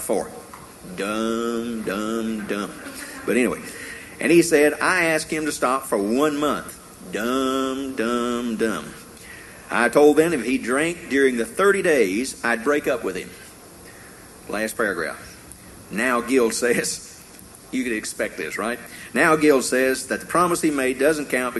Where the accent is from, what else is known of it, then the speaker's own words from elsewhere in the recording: Tennessee, United States; growing up in Tennessee